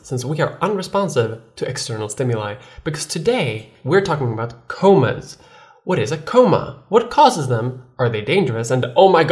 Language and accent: English; Sweden